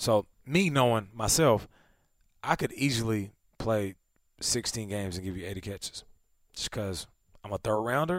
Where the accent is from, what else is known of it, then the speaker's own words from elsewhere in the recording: Seattle, Washington, United States; now in Arizona, United States; I'm from Seattle